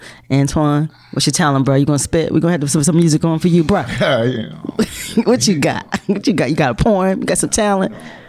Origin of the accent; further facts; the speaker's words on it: South Carolina, United States; moved away; also born or lived in Mount Pleasant, South Carolina; I grew up in South Carolina.